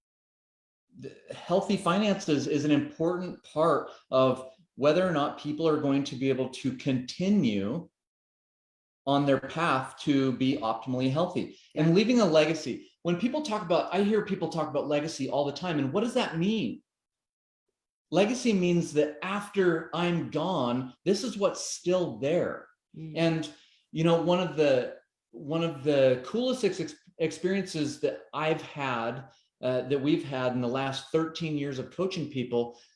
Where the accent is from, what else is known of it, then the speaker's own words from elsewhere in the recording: Portland, Oregon, United States; when I was a little kid growing up in Portland, Oregon